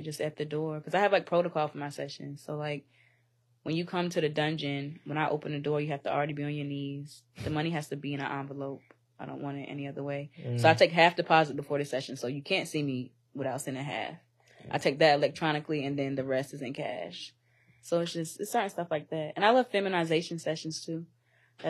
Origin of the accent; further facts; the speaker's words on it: North Carolina, United States; moved away; I'm from North Carolina.